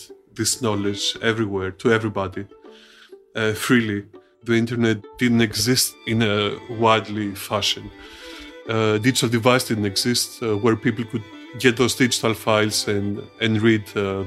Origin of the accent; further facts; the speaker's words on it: Crete, Greece; the place I come from, Crete